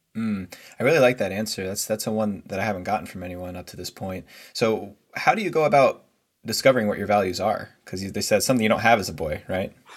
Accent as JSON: {"language": "English", "country": "United States", "tie": "born or raised there", "also_born_or_lived": "New Jersey / New York City", "moved": "as an adult", "lives_now": "California, United States", "said": "I grew up in New Jersey, New York City, and over the past five years living out in California"}